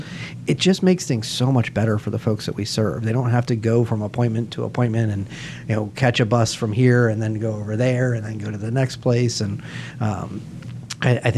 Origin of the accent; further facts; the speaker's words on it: Pinellas County, Florida, United States; I grew up in Pinellas County. I love Pinellas County. I still call it home